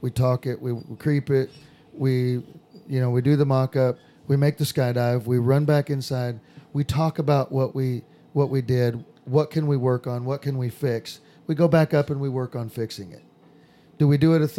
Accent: Southern California, United States; moved away; I'm from Southern California

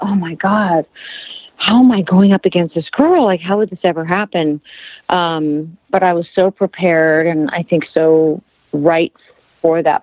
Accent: Los Angeles, California, United States; I'm from L.A.

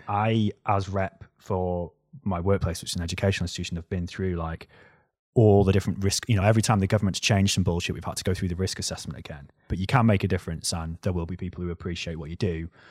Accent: North Wales, United Kingdom; accent: North Wales; moved away as an adult; now in England; listen to my accent, right? North Wales

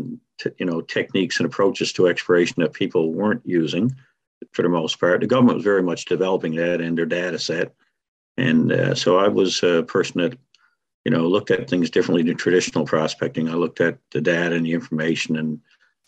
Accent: Grand Falls-Windsor, Newfoundland and Labrador, Canada; now in CBS, Canada; it was a town I grew up in, former Grand Falls, now Grand Falls, Windsor

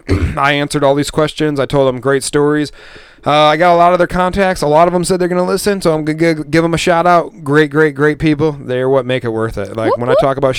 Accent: Michigan, United States; moved away as an adult; now in Montana, United States; Grew up in Michigan. Spent the last 10 years in Montana

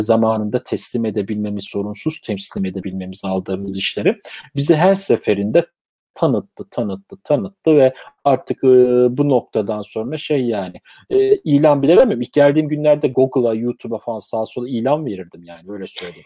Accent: Turkey; moved away as an adult; now in London, United Kingdom

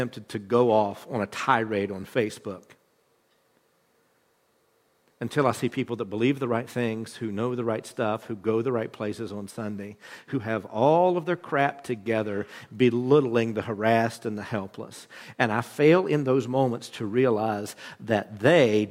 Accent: West Virginia, United States; the mountain people that I grew up with in West Virginia

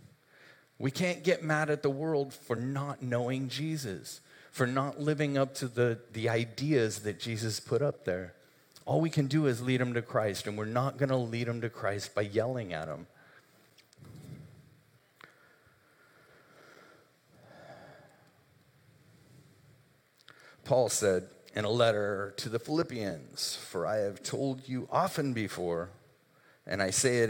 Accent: United States; we're Americans

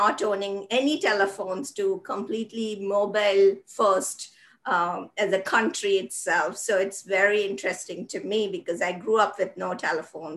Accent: India; moved away; when I was growing up in the 80s in India

